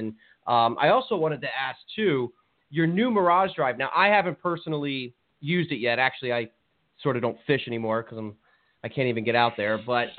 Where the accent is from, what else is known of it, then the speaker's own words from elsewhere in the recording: New Jersey, United States; You know, I'm from New Jersey, so I'm used to catching, you know, fluke and flounder.